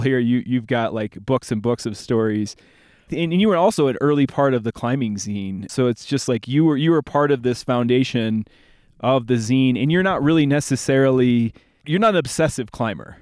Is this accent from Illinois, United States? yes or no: yes; Bloomington, Illinois, United States; moved away; I'm from Bloomington, Illinois